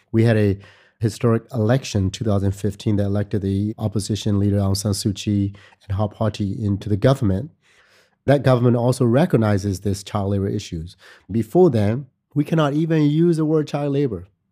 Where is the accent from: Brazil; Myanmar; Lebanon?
Myanmar; moved away as an adult; also born or lived in United States; I was born and raised in Myanmar